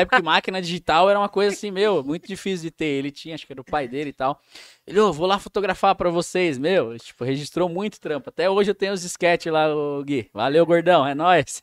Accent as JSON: {"language": "Portuguese", "region": "São Paulo", "country": "Brazil", "tie": "born or raised there", "moved": "yes", "lives_now": "Rio Claro, Brazil", "said": "Morava ali na Zona Norte de São Paulo, então tinha a pista de skate da ZN, é, os amigos em comuns ali daquele bairro do Jardim Peri, onde eu cresci ali."}